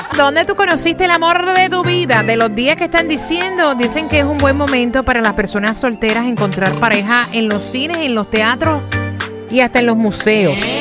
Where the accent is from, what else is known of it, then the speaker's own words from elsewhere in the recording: Mexico; yo soy mexicana y conocí a mi esposo en Cuba hace 18 años